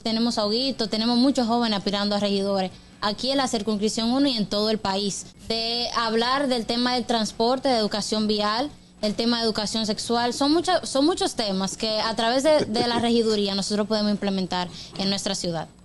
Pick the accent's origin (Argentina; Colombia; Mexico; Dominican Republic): Dominican Republic